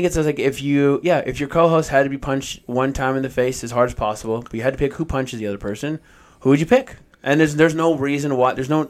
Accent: Seattle, Washington, United States; born or raised there

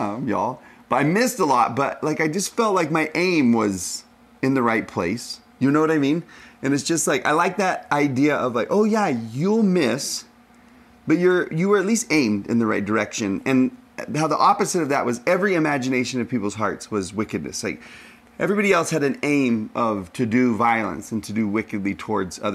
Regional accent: Texas, United States; I'm from Texas

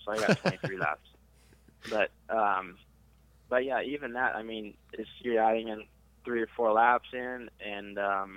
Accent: Alaska, United States; now in Texas, United States; I'm from Alaska, but I've been here for a while, so I'm a Texan.

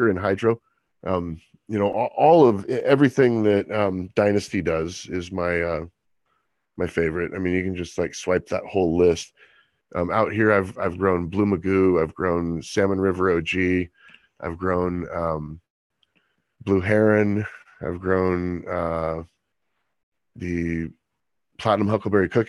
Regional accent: Monterey, California, United States; I grew up in Monterey, California.

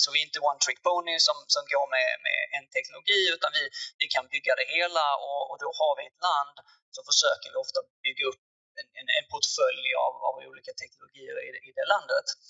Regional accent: Malmö, Skåne, Sweden; accent: Scanian; also born or lived in Lund; jag är född och uppvuxen i, i Malmöregionen som kanske hörs på, hörs på dialekten.

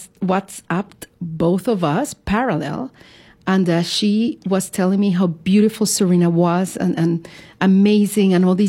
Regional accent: Caracas, Capital District, Venezuela; moved away as an adult; now in New York, United States; I am originally from Caracas, Venezuela

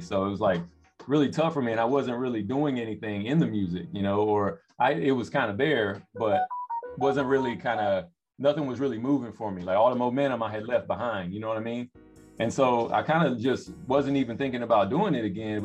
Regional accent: Raleigh, North Carolina, United States; also born or lived in Florence, South Carolina / Darlington, South Carolina / New York; now in West Coast, United States; I'm from North Carolina, from from the Raleigh area. I grew up in uh, in both the Carolinas, really. Grew up in uh, you know outside of Raleigh, and then uh, around the Florence, Darlington area when I, when I was a little younger

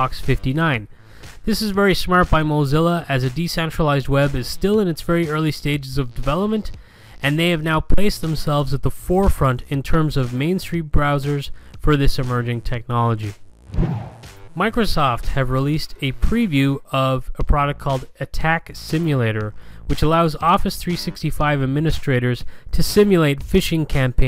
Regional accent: Galway, Connacht, Ireland; I am from Galway in the west of Ireland

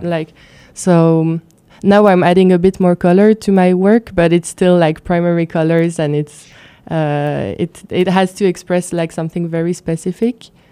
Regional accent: Luxembourg; also born or lived in France; I've been living growing up in Luxembourg

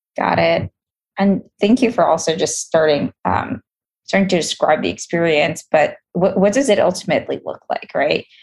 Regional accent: New York City, New York, United States; I'm from Queens

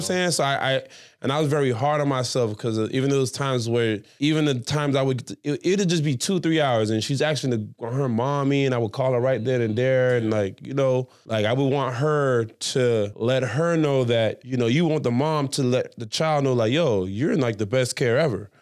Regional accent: Jamaica; I'm Jamaican

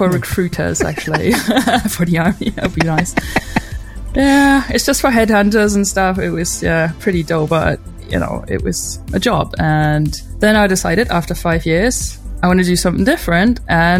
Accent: Germany; moved away; also born or lived in United States / London, England; I'm German. I was born in Germany and raised here, but I lived in the States for a couple of years, and I also lived for 12 years in England, London to be precise.

